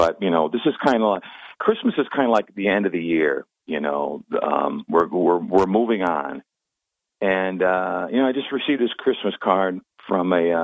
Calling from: Binghamton, New York, United States; calling from Binghamton.

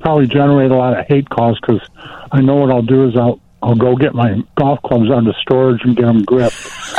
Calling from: Arlington Heights, Illinois, United States; Hi, Arlington Heights.

